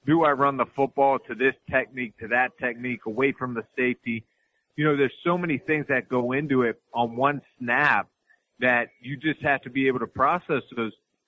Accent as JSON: {"language": "English", "town": "Pittsburgh", "region": "Pennsylvania", "country": "United States", "tie": "born or raised there", "moved": "yes", "said": "I went to my hometown to play the Pittsburgh Steelers"}